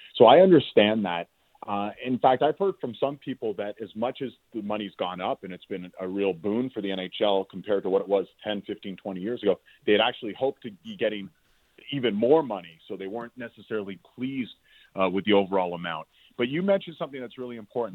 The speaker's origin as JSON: {"language": "English", "town": "Toronto", "region": "Ontario", "country": "Canada", "tie": "born or raised there", "also_born_or_lived": "Montreal", "said": "I grew up in Toronto, so when I went to McGill, I was I was a Leaf fan as a kid growing up"}